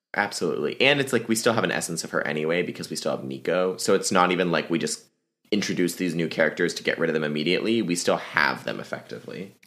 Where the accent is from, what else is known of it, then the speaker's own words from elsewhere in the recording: Alexandria, Virginia, United States; my hometown is Alexandria, Virginia